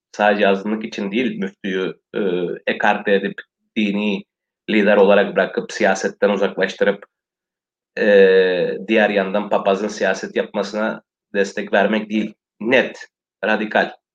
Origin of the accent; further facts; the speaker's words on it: Western Thrace, Eastern Macedonia and Thrace, Greece; Bizim azınlık birdir ve Türktür